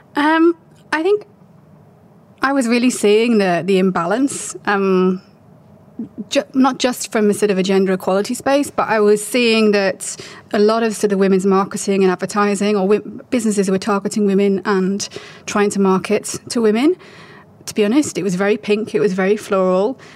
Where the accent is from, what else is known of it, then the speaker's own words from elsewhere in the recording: United Kingdom; moved away as an adult; also born or lived in China; I'm British. I was raised in the UK